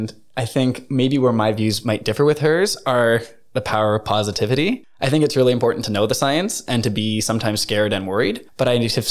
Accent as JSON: {"language": "English", "country": "Canada", "moved": "as an adult", "lives_now": "Norway", "said": "I'm from Canada"}